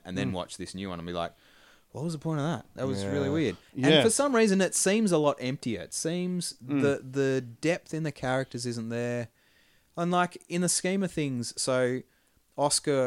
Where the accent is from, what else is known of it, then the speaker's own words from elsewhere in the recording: Australia; we're Australian and kind of in the middle of those two cultures